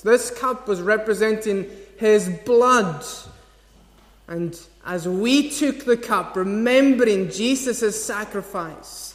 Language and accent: English; Scotland, United Kingdom; as Scottish people